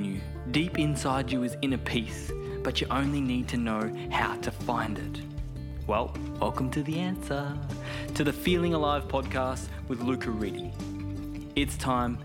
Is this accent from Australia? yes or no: yes; Perth, Western Australia, Australia; now in Bali, Indonesia; I'm from Perth originally